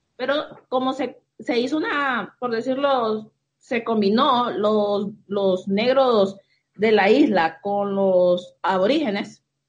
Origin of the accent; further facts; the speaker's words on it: Tegucigalpa, Francisco Morazán, Honduras; Aquí nací. Toda la vida. Crecí. Sí. Nací, crecí aquí en Tegucigalpa.